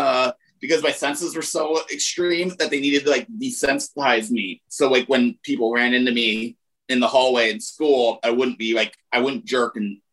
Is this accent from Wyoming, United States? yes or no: yes; Laramie, Wyoming, United States; Laramie, Wyoming.